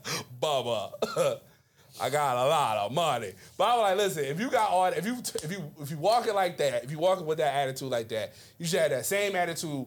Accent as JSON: {"language": "English", "town": "Mobile", "region": "Alabama", "country": "United States", "said": "Where you hail from? I am from Mobile, Alabama."}